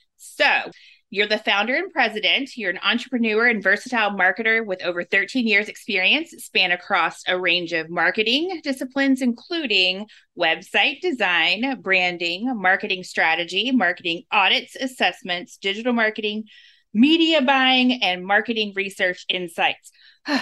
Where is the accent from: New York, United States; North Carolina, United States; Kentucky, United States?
Kentucky, United States; Louisville; I was born in the Louisville, Kentucky area